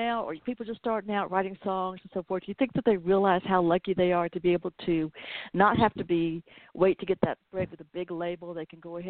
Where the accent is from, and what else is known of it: the South, United States; accent: Southern